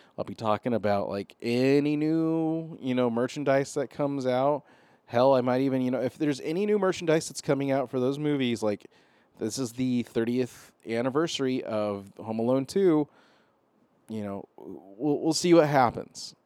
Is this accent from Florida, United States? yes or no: no; Arizona, United States; I'm from Arizona